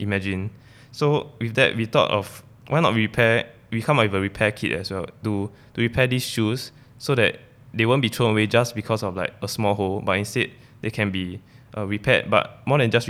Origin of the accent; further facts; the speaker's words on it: Singapore; growing up in Singapore as students.